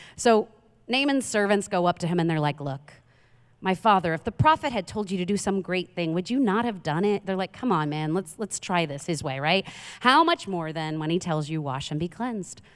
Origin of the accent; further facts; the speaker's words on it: New York City, New York, United States; I'm from Queens, New York